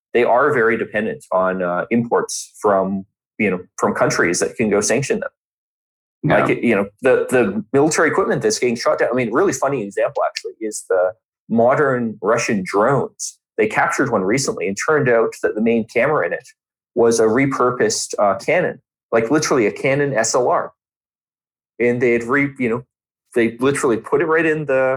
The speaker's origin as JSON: {"language": "English", "country": "Canada", "said": "a country bigger than my home country"}